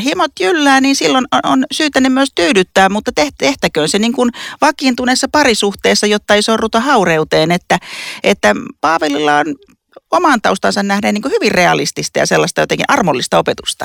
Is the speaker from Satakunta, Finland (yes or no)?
no; Lapua, South Ostrobothnia, Finland; mä oon siis Etelä-Pohjanmaalta, Lapualta